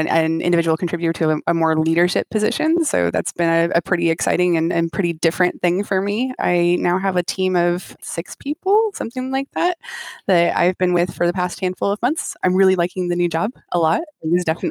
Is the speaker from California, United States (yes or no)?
yes; Chico, California, United States; I grew up in Chico, California, which is like in Northern California